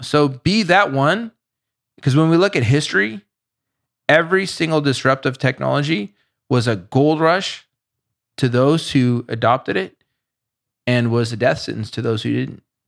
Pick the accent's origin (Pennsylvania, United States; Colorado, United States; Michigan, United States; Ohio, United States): Colorado, United States; Boulder; I grew up in Boulder